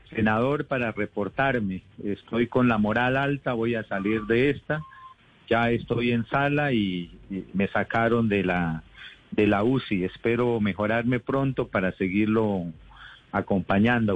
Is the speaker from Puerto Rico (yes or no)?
no; Santander de Quilichao, Cauca, Colombia; Ahorita en Santander de Quilichao, mi tierra, en el departamento del Cauca